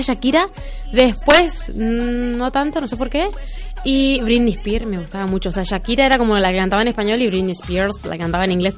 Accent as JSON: {"language": "Spanish", "region": "Chaco", "country": "Argentina", "moved": "as an adult", "lives_now": "Lanús, Argentina", "said": "Yo soy del Chaco."}